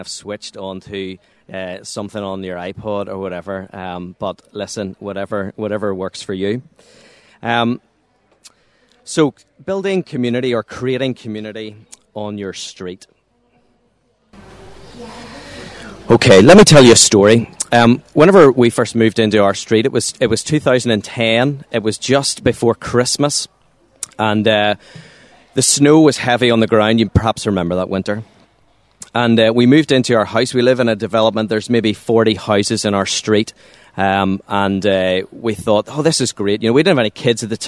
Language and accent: English; Waringstown, Northern Ireland, United Kingdom; also born or lived in Monkstown; I'm from a little place called Waringstown. It's just outside Lurgan, between Lurgan and Banbridge.